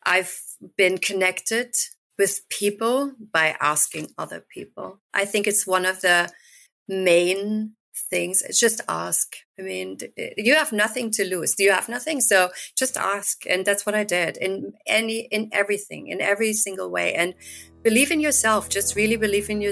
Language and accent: English; near Düsseldorf, North Rhine-Westphalia, Germany; moved away as an adult; also born or lived in United Kingdom; now in Mamaroneck, United States; born and raised in Germany, close to Düsseldorf